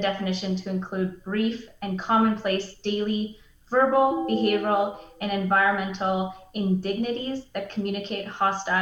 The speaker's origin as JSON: {"language": "English", "town": "Mackenzie", "region": "British Columbia", "country": "Canada", "tie": "born or raised there", "lives_now": "Prince George, Canada", "said": "I was born and raised in Northern BC in this region. I grew up in Mackenzie, BC, and then came to Prince George for university"}